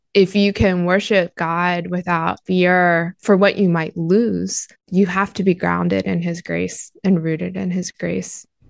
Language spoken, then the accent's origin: English; United States; as an American Christian